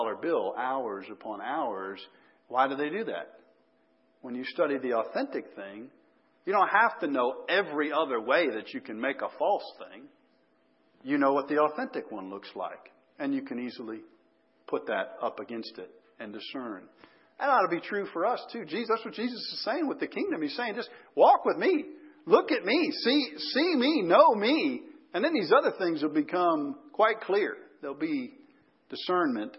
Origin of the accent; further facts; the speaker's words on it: Chicago, Illinois, United States; moved away; I grew up in the Chicago area.